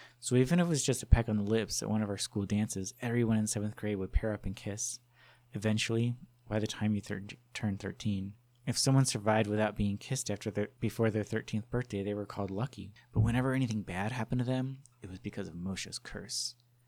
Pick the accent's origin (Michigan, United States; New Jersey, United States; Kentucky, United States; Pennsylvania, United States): New Jersey, United States; Livingston; Growing up in Livingston, New Jersey, it became one of the stories told about our town.